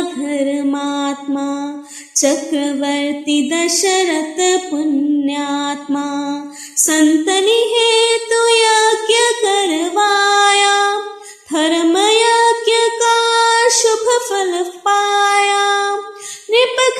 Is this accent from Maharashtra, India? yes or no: no; Pathankot, Punjab, India; और मैं एक हाउस वाइफ हूँ और हम दोनों पठानकोट के रहने वाले हैं